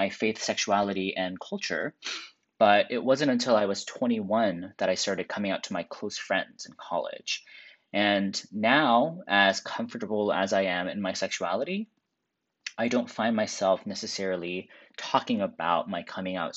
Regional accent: Seattle, Washington, United States; I grew up in Seattle, and I never came out public in high school

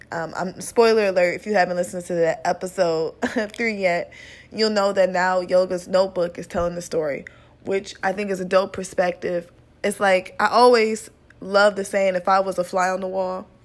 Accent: Midwest, United States; You know, he's from the Midwest. I'm from the Midwest.

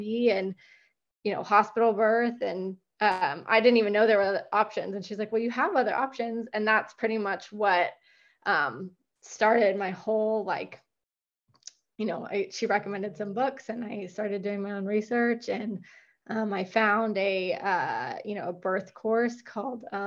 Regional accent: Sonoma County, California, United States; now in Dripping Springs, United States; I'm from Sonoma County, but I live in right in the outskirts of Austin, Texas. I live in Dripping Springs, Texas now

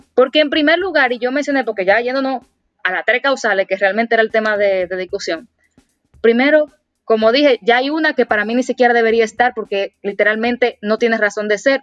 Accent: Dominican Republic; como dominicana y como mujer

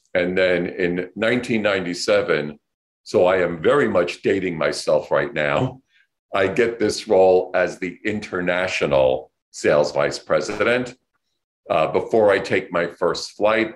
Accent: New York City, New York, United States; I grew up here in New York City

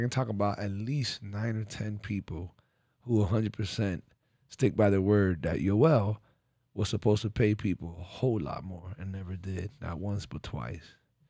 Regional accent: Miami, Florida, United States; Because I'm from Miami, because I know what he's really done

